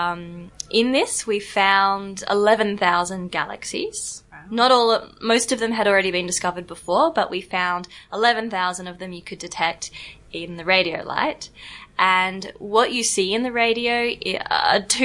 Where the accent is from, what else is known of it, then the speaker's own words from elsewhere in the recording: Perth, Western Australia, Australia; moved away as an adult; also born or lived in Oxford, United Kingdom; now in Zagreb, Croatia; I'm from Australia. I grew up in Perth